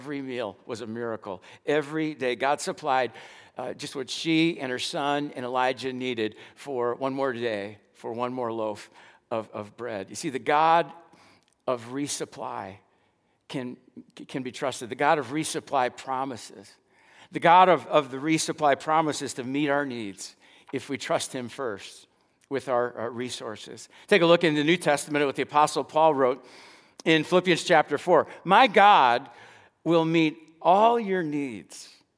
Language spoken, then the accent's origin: English; Dallas, Texas, United States; also born or lived in Lincoln, Illinois; I grew up in West Dallas